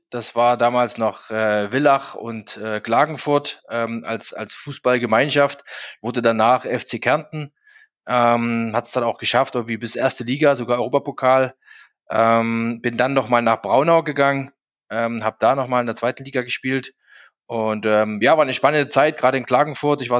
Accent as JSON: {"language": "German", "town": "Zwickau", "region": "Saxony", "country": "Germany", "tie": "born there", "lives_now": "Munich, Germany", "said": "ich bin 46, ähm, wohne jetzt in München, bin geboren in Zwickau in Sachsen."}